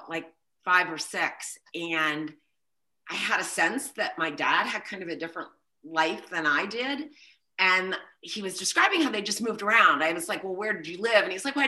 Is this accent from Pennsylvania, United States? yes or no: yes; Pittsburgh, Pennsylvania, United States; I kind of have quintessential Pittsburgh roots